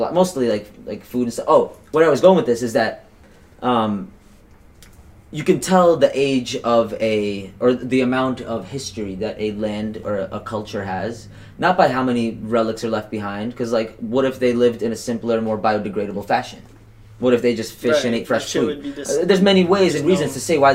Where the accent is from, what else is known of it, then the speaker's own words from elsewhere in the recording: Kazakhstan; now in United States; I'm from Kazakhstan, current day Kazakhstan, at least where I was born.